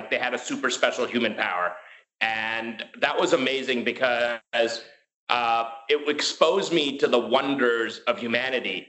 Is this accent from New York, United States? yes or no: yes; New York City, New York, United States; also born or lived in India; I grew up in Queens and this is in like David Dinkins, New York